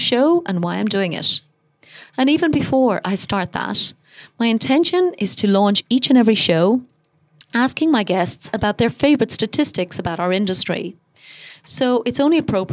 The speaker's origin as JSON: {"language": "English", "country": "Ireland", "moved": "yes", "lives_now": "Dubai, United Arab Emirates", "said": "I'm Irish, and I live most of the year in Dubai."}